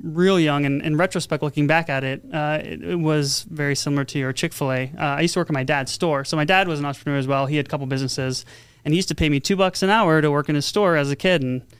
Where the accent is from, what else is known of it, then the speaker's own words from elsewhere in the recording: San Diego, California, United States; moved away as an adult; also born or lived in Santa Barbara; now in Las Vegas, United States; I'm originally from San Diego. I went to school in Santa Barbara